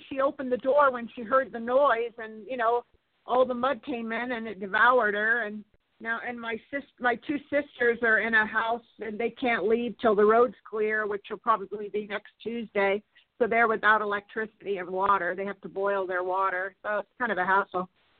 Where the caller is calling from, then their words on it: Santa Barbara, California, United States; I'm calling from Santa Barbara, where all the mudslides are.